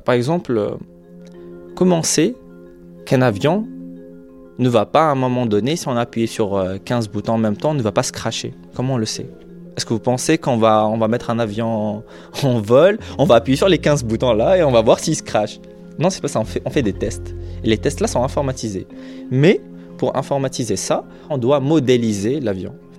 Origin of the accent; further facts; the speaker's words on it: Algeria; moved away as an adult; now in France; Je, me sens, culturellement parlant, plus chez moi en France qu'en Algérie